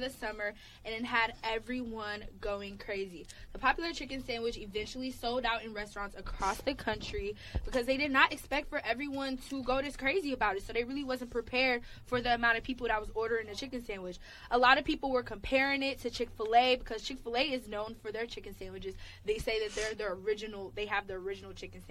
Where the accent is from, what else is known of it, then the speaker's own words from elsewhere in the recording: Atlanta, Georgia, United States; I'm from Atlanta, we're from the South